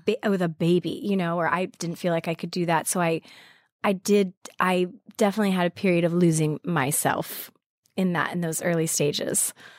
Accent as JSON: {"language": "English", "region": "Arizona", "country": "United States", "tie": "born or raised there", "also_born_or_lived": "Montana / Colorado", "moved": "as an adult", "lives_now": "New York, United States", "said": "I grew up mostly in Arizona"}